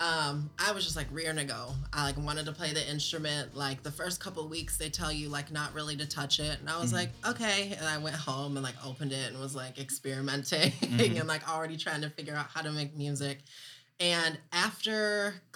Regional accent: Ann Arbor, Michigan, United States; I grew up in Ann Arbor Public School System

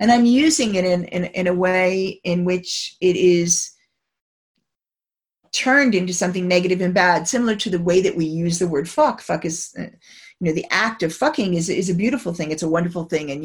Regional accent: United States; moved away; as an American

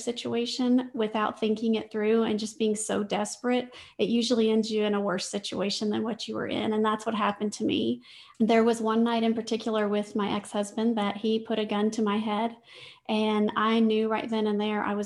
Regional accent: Louisiana, United States; I grew up in Louisiana

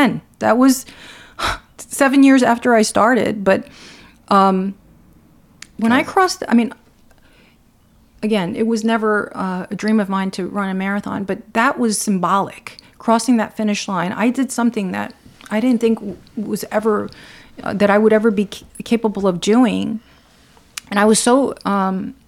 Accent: Newark, New Jersey, United States; also born or lived in Cuba; I grew up my early life in Newark

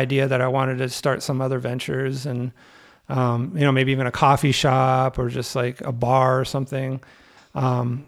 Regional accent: the Bay Area, California, United States; now in Chicago, United States; I grew up in the Bay Area

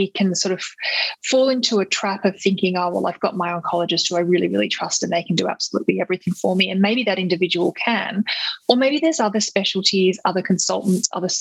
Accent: Australia; as an Australian citizen

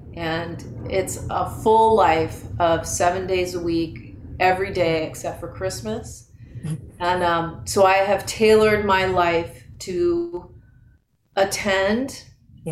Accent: Marin County, California, United States; I was raised in Marin County in the '70s

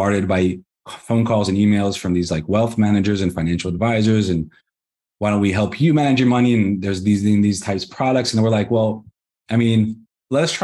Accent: Israel; also born or lived in Los Angeles, United States; I was born in the States, in Los Angeles. We were on a trip around the world and somehow ended up in Israel. And been here ever since. I was 9 years old when you moved here.

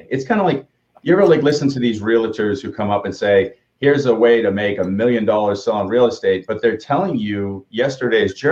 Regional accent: Boston, Massachusetts, United States; I did not say in the basement because I'm from Boston, sitting in the upstairs rooms because we don't have basements here because of the limestone.

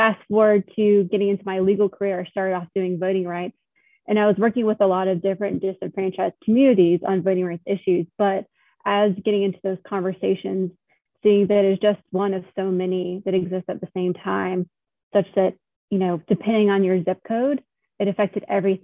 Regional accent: Monroe, North Carolina, United States; moved away as an adult; now in Richmond, United States; I'm originally from North Carolina, grew up in Monroe, North Carolina, just outside of Charlotte.

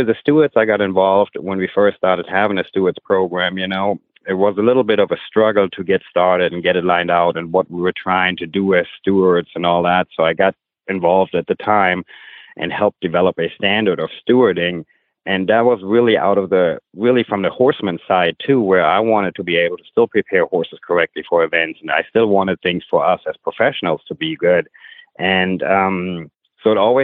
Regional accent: Germany; moved away as an adult; now in United States; I grew up in Germany.

